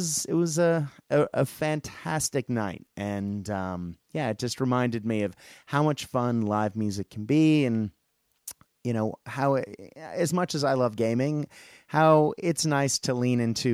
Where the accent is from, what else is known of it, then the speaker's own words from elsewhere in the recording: Boston, Massachusetts, United States; I grew up in Boston